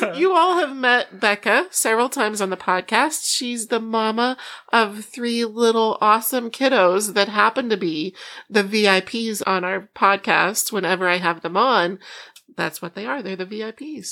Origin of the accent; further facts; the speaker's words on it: Iowa, United States; moved away; also born or lived in Oklahoma / Chicago; I was born in Oklahoma, grew up as a farm girl in Iowa